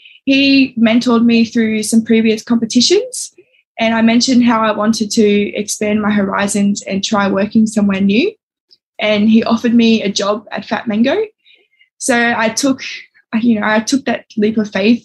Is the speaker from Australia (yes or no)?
yes; Sydney, New South Wales, Australia; moved away as an adult; now in Northern Territory, Australia; I grew up in Sydney, and then I moved to the Territory probably about 6 years ago.